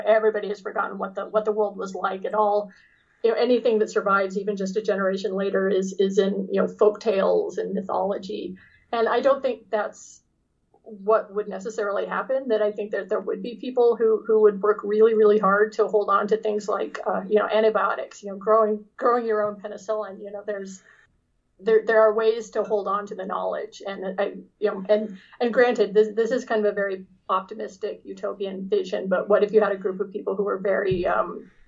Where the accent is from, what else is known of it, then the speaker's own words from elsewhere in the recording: Sacramento, California, United States; born there; also born or lived in Los Angeles; I, I actually have a lot of history in California. I was born in Sacramento.